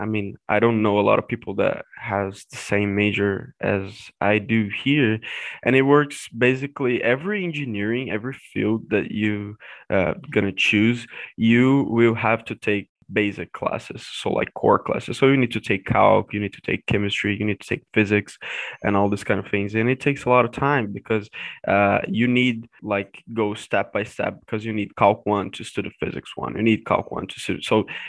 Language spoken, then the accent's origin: English; middle of Brazil, Central Brazil, Brazil; moved away as an adult; now in United States; Okay, so I'm from Brazil originally. I'm from the middle of Brazil. And I used to live also in the south of Brazil for like 6 years.